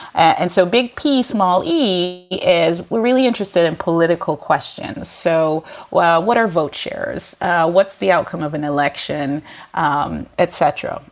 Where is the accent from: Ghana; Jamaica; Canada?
Jamaica; moved away; I'm originally from Jamaica, a developing country